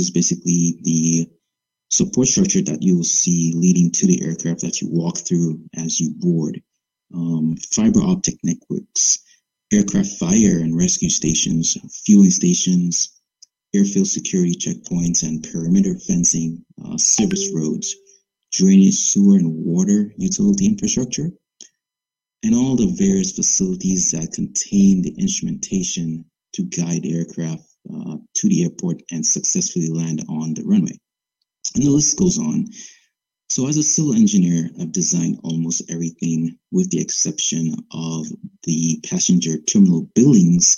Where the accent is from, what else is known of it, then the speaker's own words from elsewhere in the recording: Dominica; moved away; born and raised in the Commonwealth of Dominica